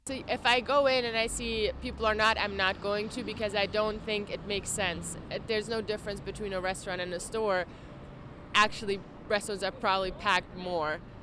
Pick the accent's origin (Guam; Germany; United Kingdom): Germany; now in New York, United States; I'm a Jew from Germany